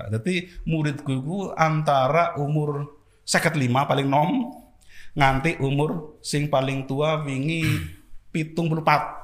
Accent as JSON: {"language": "Indonesian", "town": "Banyumas", "region": "Central Java", "country": "Indonesia", "said": "gue warga Banyumas. Gue warga Banyumas hmm. ya."}